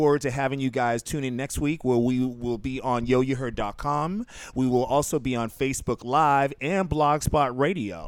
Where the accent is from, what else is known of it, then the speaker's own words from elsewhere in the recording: Boston, Massachusetts, United States; moved away as an adult; now in New York, United States; I'm from Boston and I have lived in New York for 24 years. No, I've lived in New York for 26 years. I've lived in Boston for 24